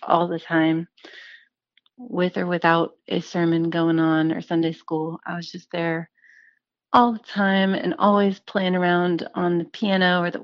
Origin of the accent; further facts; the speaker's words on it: Central Texas, United States; moved away as an adult; also born or lived in Kerrville, Texas / Austin, Texas; now in Nashville, United States; I'm from the Hill Country area. I grew up in Central Texas in a little town called Kerrville